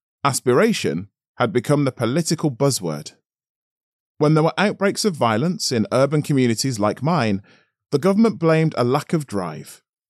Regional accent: Tottenham, London, United Kingdom; I grew up in Tottenham, North London, a multiracial area between the city and the Hertfordshire suburbs

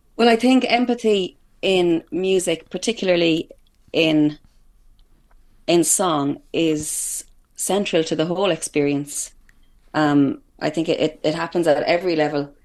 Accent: Headford, Connacht, Ireland; I'm coming to you live from Hertford in County Galway, which would be my hometown

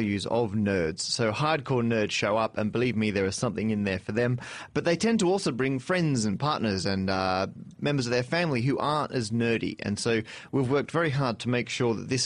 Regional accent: Perth, Western Australia, Australia; moved away as an adult; now in London, United Kingdom; I'm from Perth originally, where I studied and went to university at the University of Western Australia.

